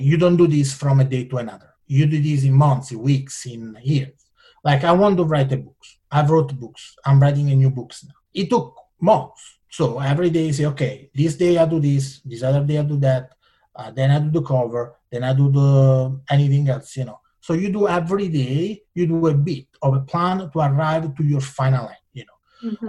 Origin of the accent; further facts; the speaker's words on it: Italian Switzerland, Ticino, Switzerland; English is a second language; moved away as an adult; now in California, United States; I come from Italian Switzerland. You know, is you know in south of Switzerland, which is north of Italy